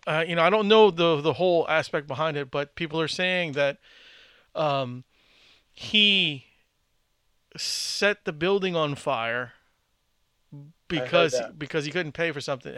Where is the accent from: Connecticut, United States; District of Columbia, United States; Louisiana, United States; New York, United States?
Louisiana, United States; New Orleans; New Orleans.